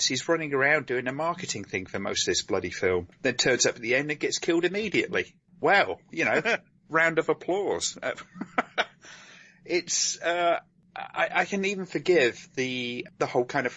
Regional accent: United Kingdom; I'm British

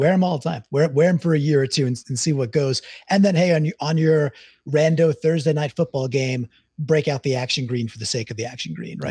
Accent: Deer Park, New York, United States; also born or lived in Queens, New York; I was born in Queens, grew up in Long Island, a town called Deer Park.

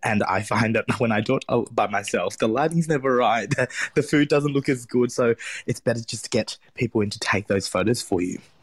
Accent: Springvale, Victoria, Australia; I grew up in Springvale, which is a very, very Vietnamese area

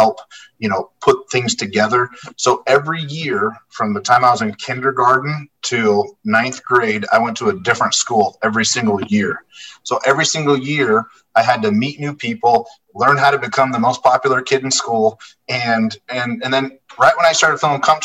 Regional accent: Las Vegas, Nevada, United States; I was born and raised in the Las Vegas area

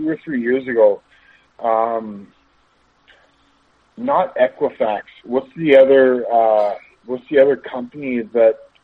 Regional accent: Amherstburg, Ontario, Canada; moved away as an adult; also born or lived in Windsor, Ontario / Saint-Jean-sur-Richelieu, Quebec; I'm from Windsor, Ontario, Amherstburg, Ontario

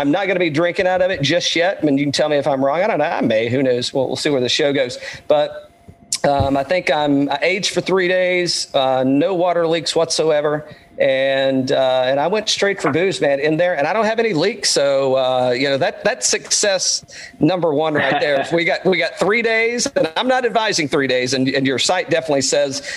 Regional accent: Greene County, East Tennessee, United States; moved away as an adult; now in Atlanta, United States; I'm originally from East Tennessee as well. I live in Atlanta now

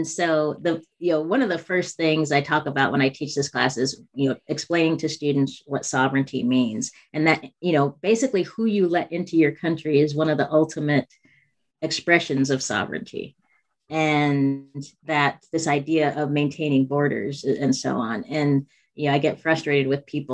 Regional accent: United States; I am African American

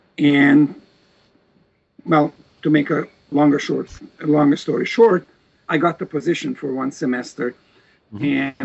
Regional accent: Novi Sad, Vojvodina, Serbia; moved away as an adult; also born or lived in Osijek, Croatia / Belgrade; At the age of four, my parents moved to Serbia, to a region called Vojvodina, Novi Sad. That's where I went to, elementary school, middle school, high school. Then I went to Belgrade University, to the law school.

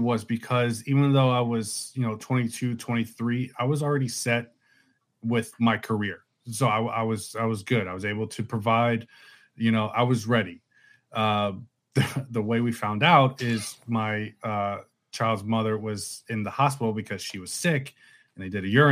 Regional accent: Spring Hill, Florida, United States; I've been here, born and raised in Spring Hill

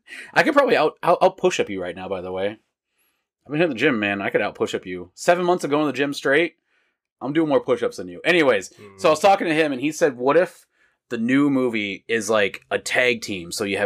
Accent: United States; We're American.

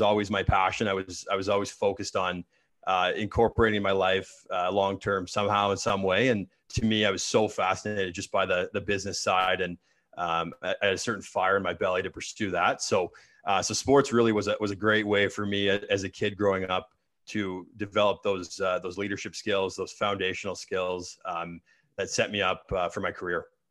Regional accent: Oakville, Ontario, Canada; I was born and raised in Sou-, Sou-, Southern Ontario. Uh, grew up in Oakville

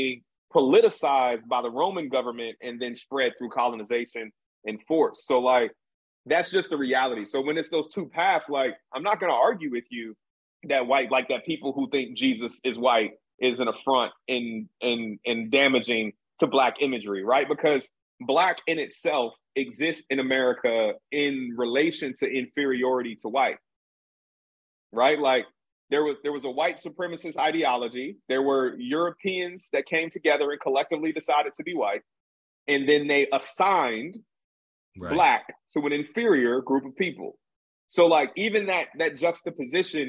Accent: Jamaica; also born or lived in Denver; I'm Jamaican

